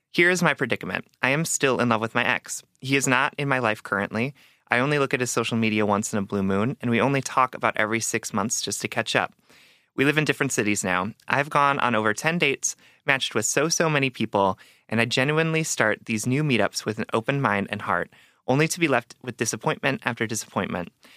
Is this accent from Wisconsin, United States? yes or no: yes; Wisconsin, United States; I'm from Wisconsin, right? So, yes, like, my parents could take me to restaurants as, like, at any age, and they could buy me booze